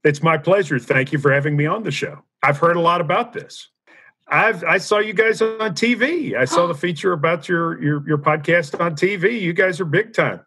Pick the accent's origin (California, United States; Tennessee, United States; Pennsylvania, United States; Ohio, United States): Tennessee, United States; Nashville; also born or lived in Knoxville; I'm from Nashville